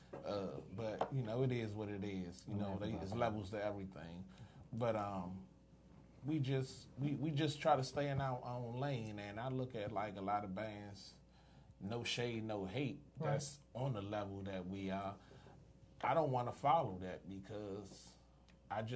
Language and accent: English; Washington, District of Columbia, United States; Originally, I was born, the old Linda Poland in Southeast as a baby. Then moved to Uptown when I turned one. Okay. So I've been Uptown mostly all my life